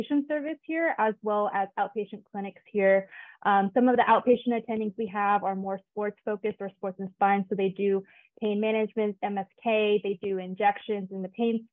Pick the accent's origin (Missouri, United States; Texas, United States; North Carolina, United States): Texas, United States; Houston; moved away; I'm originally from Houston